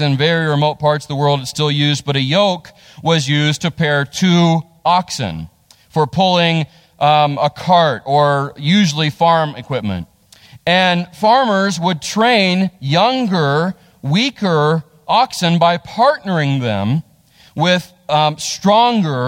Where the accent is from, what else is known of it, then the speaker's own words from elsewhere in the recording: United States; I love being American